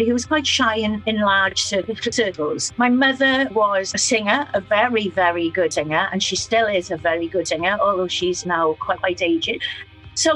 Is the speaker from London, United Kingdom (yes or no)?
no; Fishguard, Wales, United Kingdom; I was brought up in West Wales